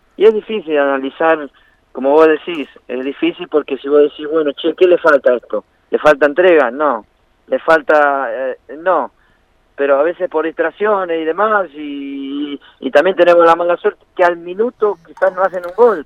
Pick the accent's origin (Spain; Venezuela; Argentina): Argentina; Banfield, Buenos Aires Province; moved away as an adult; also born or lived in Italy / Brazil; yo nací en Banfield